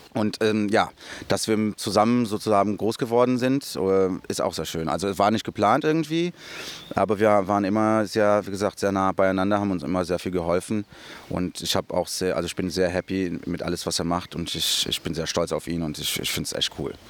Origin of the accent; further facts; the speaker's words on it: São Paulo, Brazil; moved away; in Brasilien bin ich in Interlagos aufgewachsen. Das ist der Stadtteil, wo, ich, wo wir gewohnt haben.